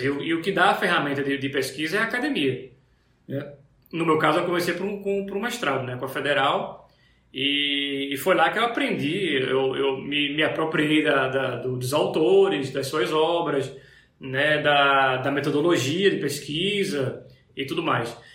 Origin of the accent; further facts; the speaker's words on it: Pernambuco, Brazil; eu sou pernambucano